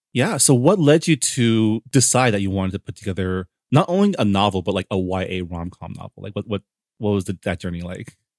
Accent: San Gabriel, California, United States; I grew up in the San Gabriel Valley, in the city of San Gabriel.

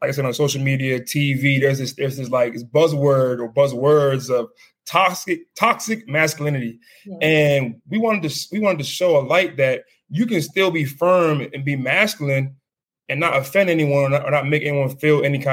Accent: Silver Spring, Maryland, United States; I'm from Silver Spring, Maryland, from the D.C. area

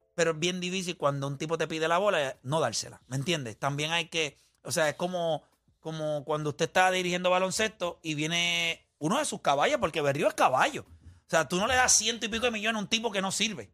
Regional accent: Puerto Rico; porque somos boricuas

